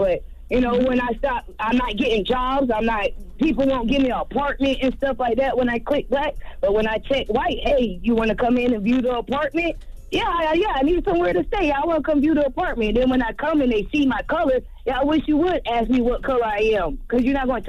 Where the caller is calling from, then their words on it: Fayetteville, United States; Good morning. I'm calling from Fayetteville.